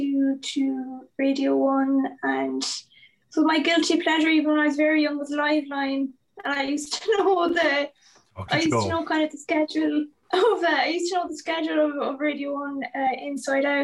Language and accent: English; Achill, County Mayo, Ireland; I'm from Achill in Mayo